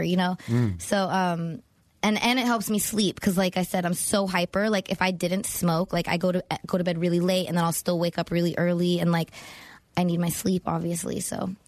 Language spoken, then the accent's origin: English; Los Angeles, California, United States; From the Valley.